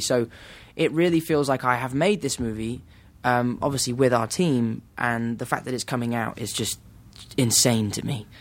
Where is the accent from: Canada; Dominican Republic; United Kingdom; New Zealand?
United Kingdom; England